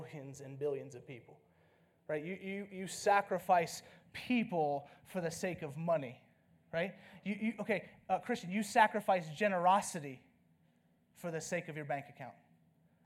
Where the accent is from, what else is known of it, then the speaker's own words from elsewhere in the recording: the South, United States; now in Flagstaff, United States; I'm from the South